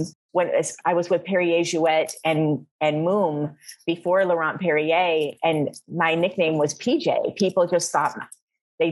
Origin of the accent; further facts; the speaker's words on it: Flint, Michigan, United States; moved away as an adult; also born or lived in New York / Miami; I'm born and raised in Flint, Michigan.